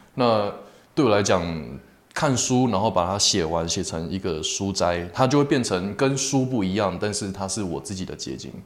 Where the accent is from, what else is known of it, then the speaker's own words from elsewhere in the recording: Taipei, Taiwan; now in Kaohsiung, Taiwan; 那台北人嘛